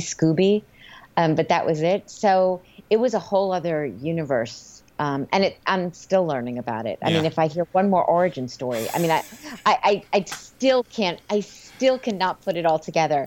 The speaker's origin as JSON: {"language": "English", "region": "East Coast", "country": "United States", "moved": "as an adult", "lives_now": "Los Angeles, United States", "said": "I'm from the East Coast"}